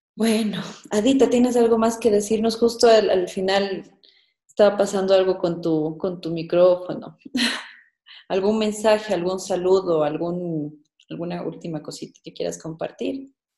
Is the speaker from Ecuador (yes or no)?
yes; Ecuador; como ecuatorianos